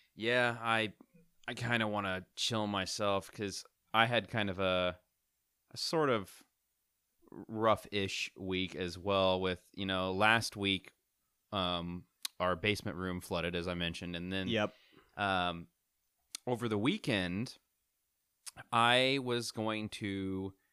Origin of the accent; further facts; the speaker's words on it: Missouri, United States; I I've been born and raised in Missouri my whole life